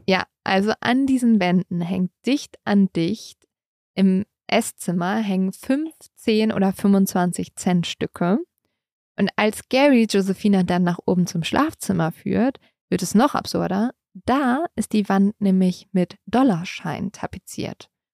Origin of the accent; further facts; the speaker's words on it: Germany; bei uns in Deutschland